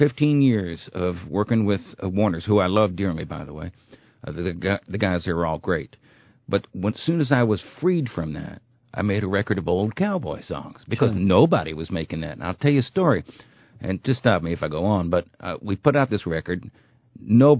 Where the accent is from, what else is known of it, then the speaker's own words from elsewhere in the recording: New York City, New York, United States; moved away; I am from Brooklyn